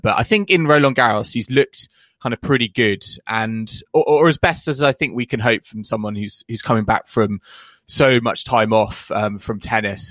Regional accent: United Kingdom; a British fan

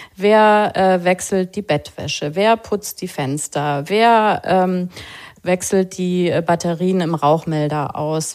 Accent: West Germany, Germany; wir sind beide in Westdeutschland groß geworden

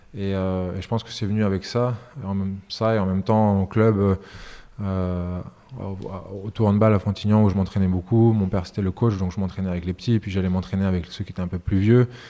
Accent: Strasbourg, Grand Est, France; also born or lived in Yugoslavia / Niš, Serbia; de 0 à 4 ans quand j'étais en, ex-Yougoslavie, mais mes premiers vrais souvenirs euh, remontent quand on arrive en France, à, Strasbourg et en Alsace.

